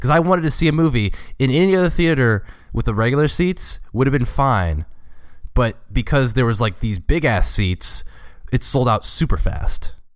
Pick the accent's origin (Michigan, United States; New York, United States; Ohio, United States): Ohio, United States; Cincinnati; moved away; also born or lived in Indiana; I'm from Cincinnati and, like, I've lived in Indiana